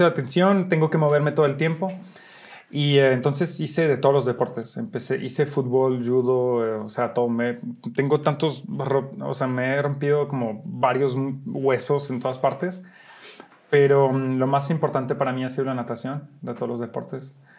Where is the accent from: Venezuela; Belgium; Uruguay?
Belgium; Brussels, Brussels-Capital Region; moved away as an adult; also born or lived in Molenbeek / New York; now in Mexico; nací en Bélgica, Bruselas, Bélgica, y mm, nací de una mamá mexicana que venía de Sinaloa y de un papá belga